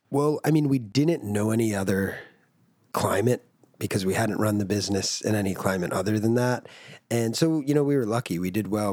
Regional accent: United States; I grew up in America

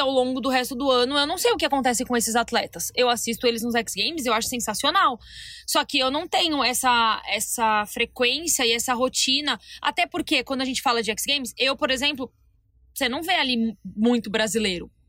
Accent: Brazil; Porque, gente, somos brasileiras, temos que trazer pro nosso universo.

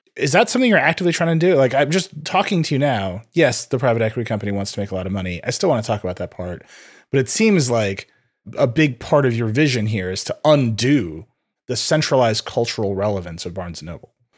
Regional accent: Middle America, Midwest, United States; I grew up in Middle America

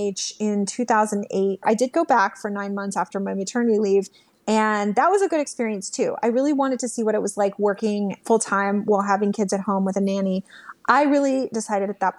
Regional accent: Texas, United States; moved away as an adult; also born or lived in New York City; a girl growing up in Texas

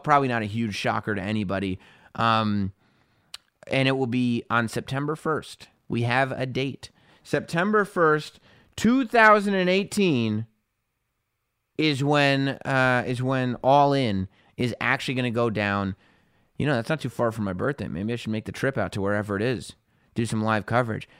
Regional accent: New York, United States; I'm from New York

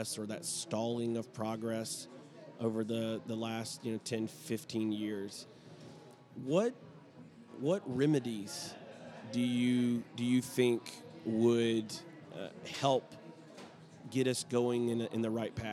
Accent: Alabama, United States; I am from Alabama. I try my best not to sound like I'm from Alabama, but there you can never totally get rid

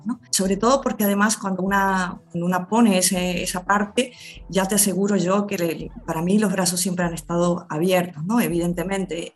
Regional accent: Argentina; moved away as an adult; now in Valencia, Spain; Yo he estado muchos años vinculada a la Asociación de Argentinas y Argentinos en Valencia

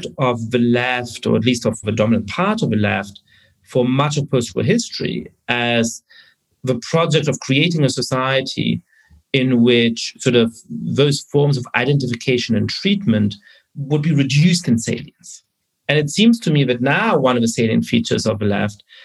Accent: Germany; I was growing up in Germany, I was born in 1982

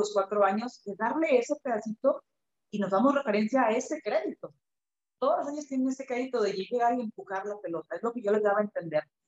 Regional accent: Mexico; also born or lived in Kazakhstan / Canada; el fútbol profesional en nuestro país

